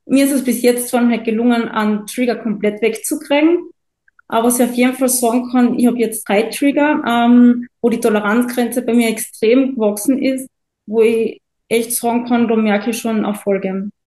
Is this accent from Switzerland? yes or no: no; Carinthia, Austria; Ich komme aus Kärnten in Österreich.